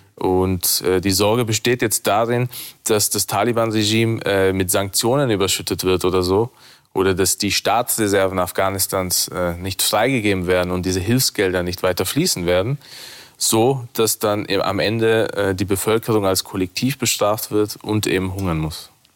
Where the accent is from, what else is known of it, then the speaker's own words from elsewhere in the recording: Innsbruck, Tyrol, Austria; moved away; ich bin in Innsbruck geboren und aufgewachsen